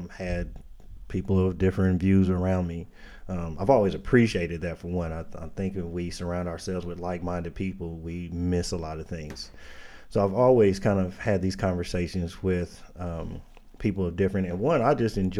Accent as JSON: {"language": "English", "town": "Indianapolis", "region": "Indiana", "country": "United States", "tie": "born or raised there", "said": "born and raised in Indianapolis, raised in the inner city"}